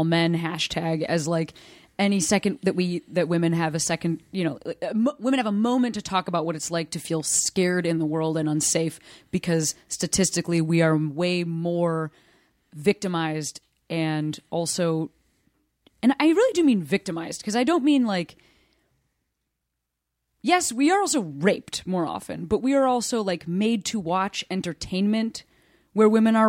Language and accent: English; Chicago, Illinois, United States; When I was 25, I moved back to my hometown, Chicago.